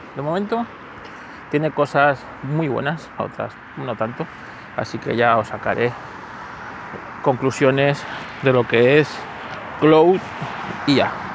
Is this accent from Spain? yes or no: yes; Spain